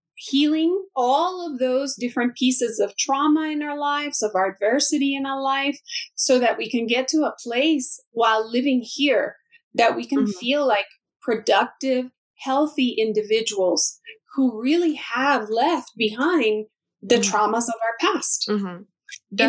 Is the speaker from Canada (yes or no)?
no; El Salvador; now in United States; I'm an immigrant from El Salvador